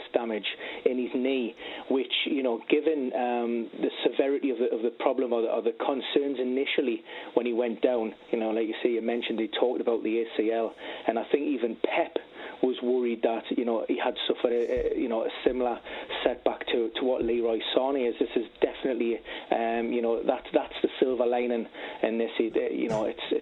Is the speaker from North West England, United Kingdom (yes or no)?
no; Newcastle upon Tyne, North East England, United Kingdom; my hometown club, Newcastle